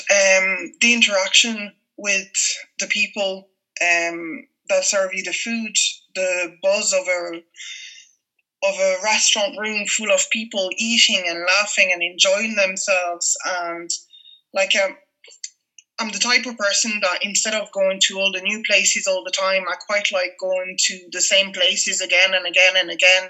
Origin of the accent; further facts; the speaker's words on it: Paris, Île-de-France, France; moved away as an adult; now in Ireland; growing up in Paris in the 80s and the 90s